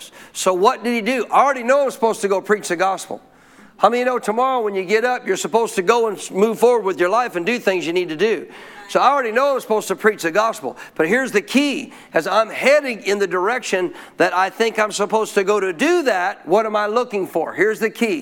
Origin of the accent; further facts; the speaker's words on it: Montana, United States; I grew up in Montana in a cold nation, in a cold area of the nation